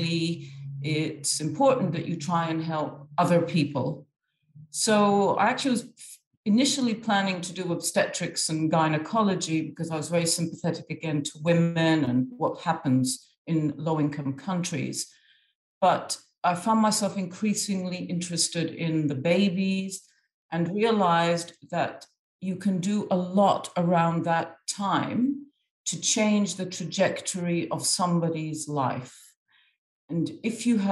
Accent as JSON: {"language": "English", "country": "Egypt", "tie": "born or raised there", "moved": "yes", "said": "I'm half Irish and half Egyptian, and I'd grown up in Egypt predominantly"}